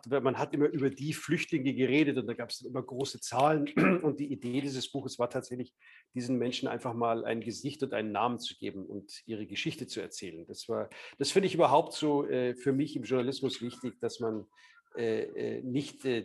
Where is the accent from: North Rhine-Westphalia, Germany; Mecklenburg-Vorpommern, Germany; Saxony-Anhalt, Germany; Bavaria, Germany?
Bavaria, Germany; Munich; ich bin selber auch also Münchner, also ich bin in Bayern aufgewachsen.